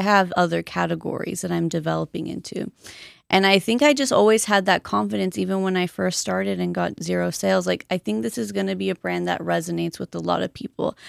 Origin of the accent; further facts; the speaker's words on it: Colton, California, United States; also born or lived in Boyle Heights, Los Angeles; I grew up mostly in Colton